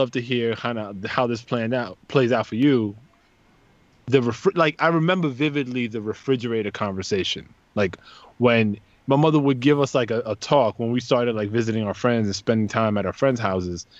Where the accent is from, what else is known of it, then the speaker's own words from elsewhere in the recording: New York City, New York, United States; I grew up in the Bronx